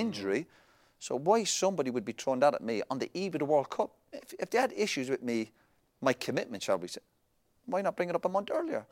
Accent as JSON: {"language": "English", "country": "Ireland", "said": "we're Irish"}